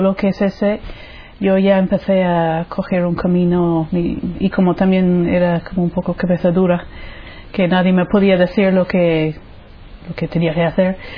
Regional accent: Ireland; Spanish is a second language; moved away as an adult; now in Spain; soy irlandesa, eh, soy de una familia católica, practicante

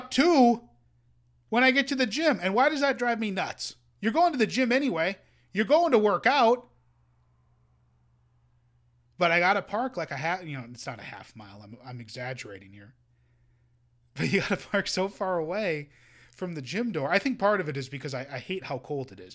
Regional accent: Minnesota, United States; as a Minnesotan

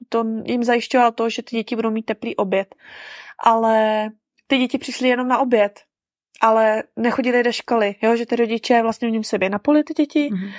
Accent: Czechia; moved away as an adult; now in Vietnam; od nás, od Čechů

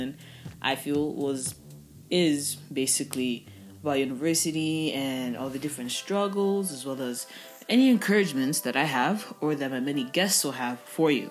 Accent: Ethiopia; moved away as an adult; also born or lived in Zambia; now in Malaysia; Zambian citizen raised in Ethiopia

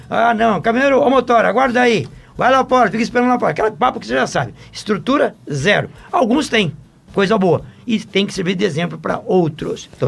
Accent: Itabaiana, Sergipe, Brazil; sou de Itabaiana, Sergipe.

